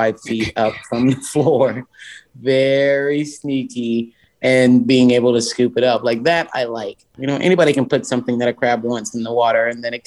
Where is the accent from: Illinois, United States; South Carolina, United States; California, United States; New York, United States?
South Carolina, United States; Charleston; Charleston, South Carolina is my hometown. I love it. I grew up in downtown Charleston.